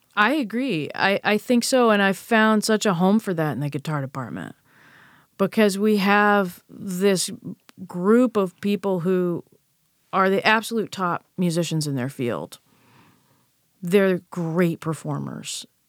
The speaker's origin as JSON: {"language": "English", "country": "United States", "tie": "born or raised there", "said": "I'm an American and I've grown up here"}